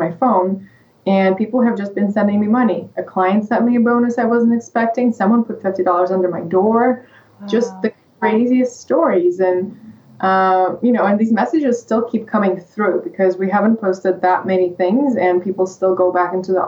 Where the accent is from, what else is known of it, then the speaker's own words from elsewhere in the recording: Russia; English is a second language; moved away as an adult; now in United States; I'm from Russia